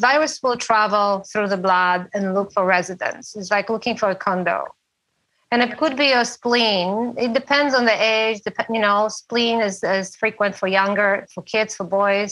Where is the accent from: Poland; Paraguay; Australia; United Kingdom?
Poland; now in San Juan Island, United States; I'm from Poland